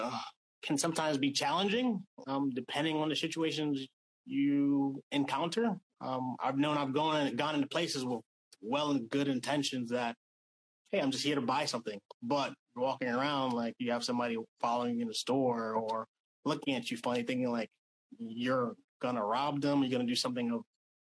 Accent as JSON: {"language": "English", "region": "New York", "country": "United States", "also_born_or_lived": "New Hampshire", "moved": "as an adult", "lives_now": "Sacramento, United States", "said": "I'm from New York."}